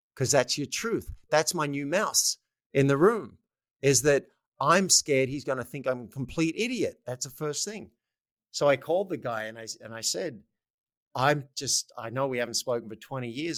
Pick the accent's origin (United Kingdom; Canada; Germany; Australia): Australia; moved away; I'm Australian